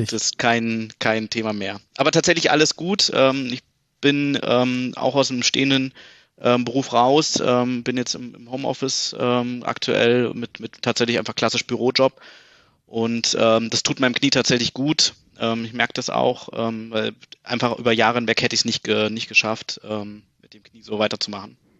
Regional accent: Berlin, Germany; moved away as an adult; now in Munich, Germany; bin gebürtige Berliner, ähm, Friedrichshain geboren, ähm, aber irgendwie schon ab meinem ersten Lebensjahr eigentlich dann äh, nach Berliner Klinik gezogen, also Südosten hm. Berlins

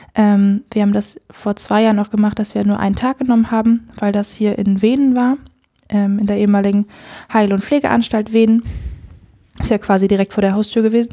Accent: Edewecht, Lower Saxony, Germany; Ich komme aus, aus dem Ammerland, aus dem Kirchenkreis Ammerland und äh, da aus der Gemeinde Edewecht

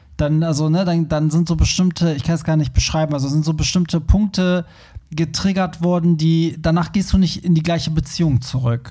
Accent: Hamburg, Germany; wir, wir kommen ja aus Hamburg

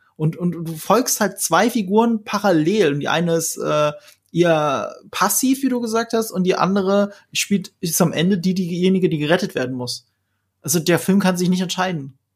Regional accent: Rhineland-Palatinate, Germany; ich komme aus Rheinland-Pfalz, wo viele US-Soldaten stationiert sind

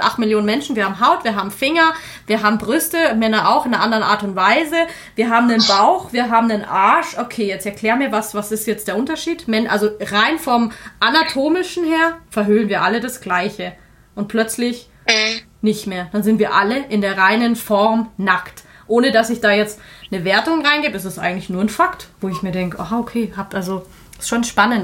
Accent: Germany; bei uns ist es genauso in Deutschland

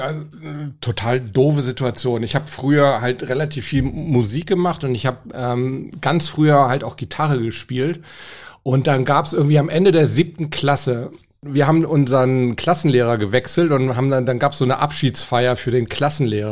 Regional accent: Hamburg, Germany; Ich komme ja aus Hamburg

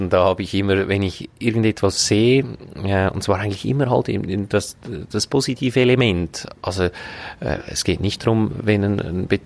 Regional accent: Braunwald, Glarus, Switzerland; Ich bin hier auch aufgewachsen in Braunwald, hier in die Schule gegangen

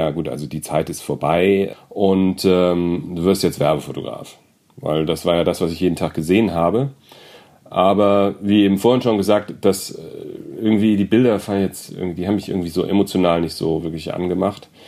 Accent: Frankfurt, Hesse, Germany; Und ich komme aus Frankfurt am Main.

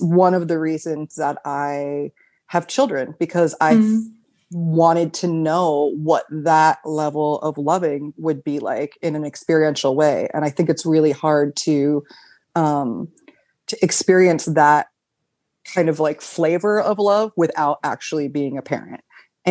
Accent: United States; moved away as an adult; now in Berlin, Germany; I'm an American. Uh, I've lived in Berlin for almost eight years

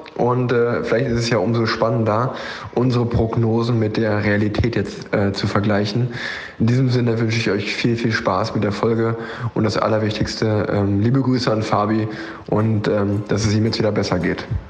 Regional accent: Cologne, North Rhine-Westphalia, Germany; als, als Kölner

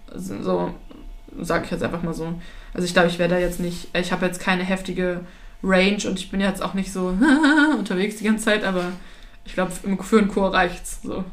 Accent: Hamburg, Germany; bin halt unfortunately in Hamburg geboren

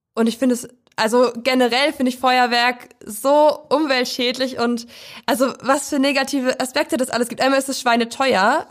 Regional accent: Prignitz, northern Brandenburg, Germany; ich komme aus der Prignitz. Das ist ein Landkreis im Norden Brandenburgs und da komme ich aus so einem Tausend-Seelendorf

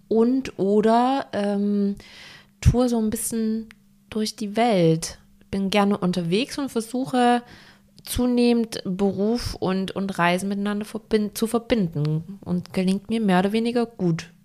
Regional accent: Saxony, Germany; now in Hamburg, Germany; Ich komme aus Sachsen

